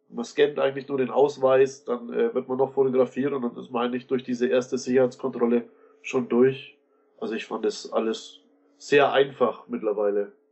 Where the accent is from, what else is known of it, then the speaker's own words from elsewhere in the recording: Bavaria, Germany; bin aus Bayern, ich bin dann mit dem Zug angereist nach Frankfurt